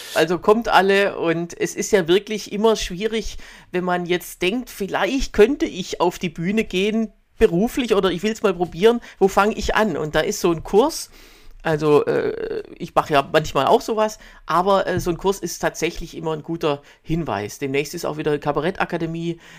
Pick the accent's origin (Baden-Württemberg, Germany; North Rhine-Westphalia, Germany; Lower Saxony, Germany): Baden-Württemberg, Germany; Swabia; accent: Swabian; now in Berlin, Germany; Ich bin noch nicht, muss ich zugeben, noch nicht ins Schwäbische verfallen